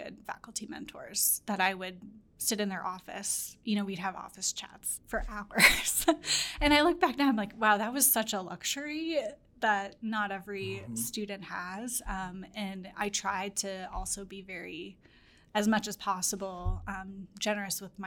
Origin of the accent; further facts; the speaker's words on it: St. Louis, Missouri, United States; moved away as an adult; also born or lived in Minnesota; I'm from St. Louis